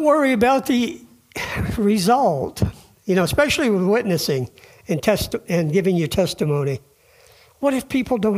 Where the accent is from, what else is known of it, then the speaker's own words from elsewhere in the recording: Vermont, United States; we're from Vermont